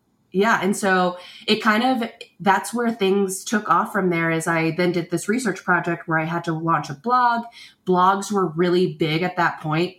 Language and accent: English; Tampa, Florida, United States; I grew up in Florida